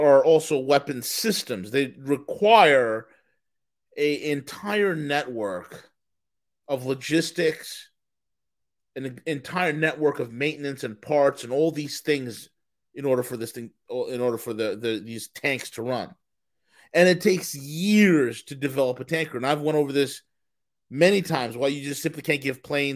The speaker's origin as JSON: {"language": "English", "area": "Rockland County", "region": "New York", "country": "United States", "tie": "born or raised there", "said": "I grew up in Rockland, right across the river"}